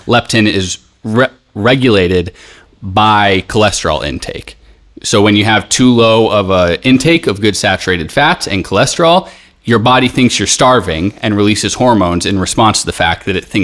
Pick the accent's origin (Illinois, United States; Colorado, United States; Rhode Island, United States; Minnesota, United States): Colorado, United States; Boulder; now in Greece; I'm from Boulder, so I've been having ghee since I was a kid.